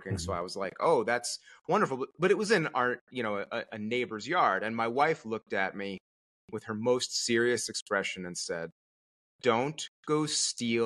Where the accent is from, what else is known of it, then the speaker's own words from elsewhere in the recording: Connecticut, United States; moved away as an adult; also born or lived in Merced, California; I'm from Connecticut originally